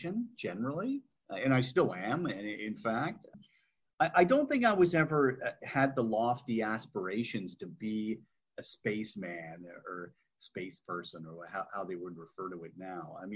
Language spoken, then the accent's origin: English; Burlington, Ontario, Canada; I grew up in Burlington, Ontario, not that far from Toronto